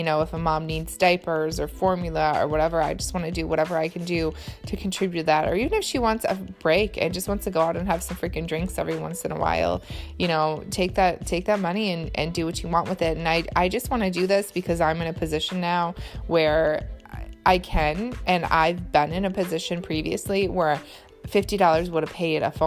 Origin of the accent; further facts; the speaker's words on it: Michigan, United States; also born or lived in Boston; I'm from Michigan